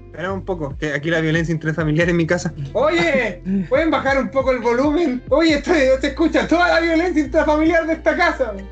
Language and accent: Spanish; Chile; accent: Chilean; aquí hablo como más chileno